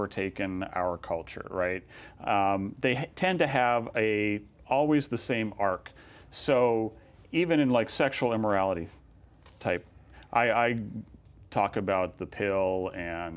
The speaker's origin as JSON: {"language": "English", "region": "California", "country": "United States", "said": "in my home state of California"}